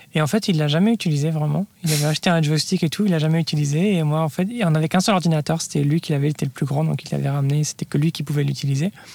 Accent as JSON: {"language": "French", "country": "France", "tie": "born or raised there", "also_born_or_lived": "Lyon / Paris / Palo Alto / New York", "moved": "as an adult", "lives_now": "United States", "said": "j'ai grandi en France euh, et je suis parti après mes études aux États-Unis"}